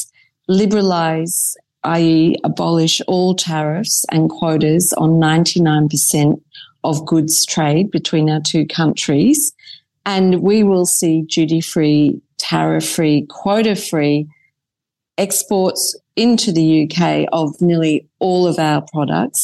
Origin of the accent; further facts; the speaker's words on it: Queensland, Australia; now in United Kingdom; Being a Queenslander